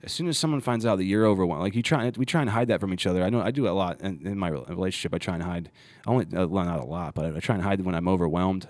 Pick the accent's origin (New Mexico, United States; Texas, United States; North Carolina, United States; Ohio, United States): Ohio, United States; growing up in Ohio